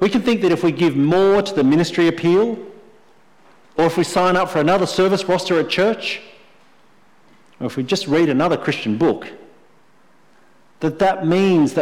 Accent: Sydney, New South Wales, Australia; I grew up in Sydney

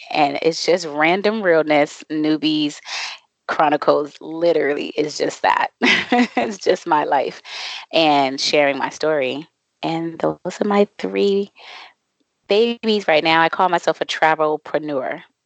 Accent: Boston, Massachusetts, United States; now in Mexico; I am originally from Boston, Massachusetts, and I am currently and I say currently because I move around a lot

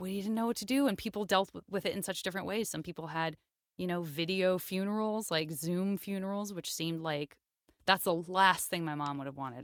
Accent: Tucson, Arizona, United States; moved away; I'm from Tucson, Arizona

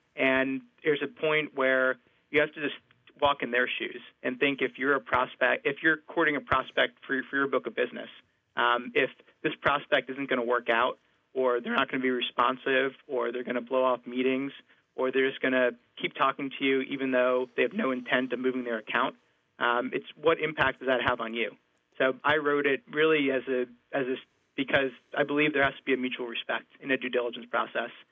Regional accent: New Jersey, United States; I'm from New Jersey

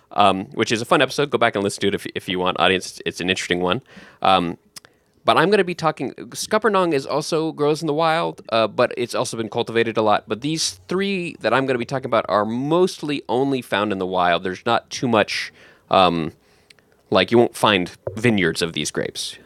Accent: San Diego, California, United States; moved away; I grew up in California as well, in, in, um, San Diego area

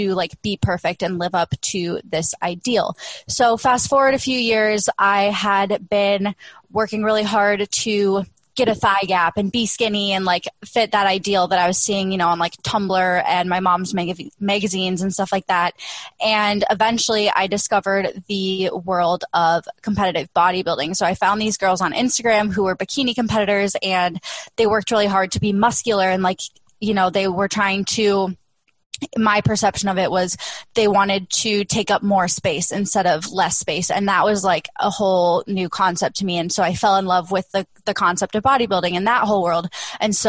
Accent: the Midwest, Minnesota, United States; now in Austin, United States; I live in Austin, Texas, but I was born and raised in the Midwest. So, you know, I grew up like Minnesota nice.

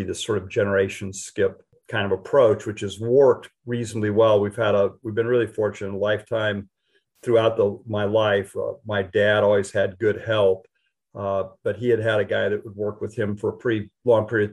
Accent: Western Colorado, United States; moved away; I grew up in Western Colorado

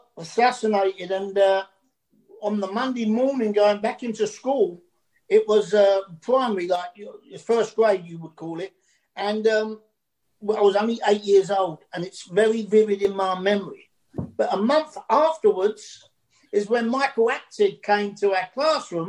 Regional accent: London, United Kingdom; accent: Cockney; I'm a proud Cockney. And a Cockney is a person born in the sound of Bow Bells

